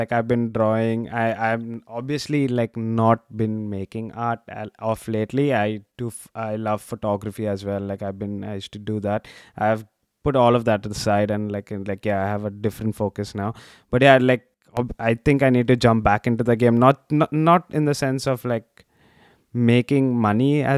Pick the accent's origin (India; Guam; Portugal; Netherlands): India; Mumbai, Maharashtra; I come from Bombay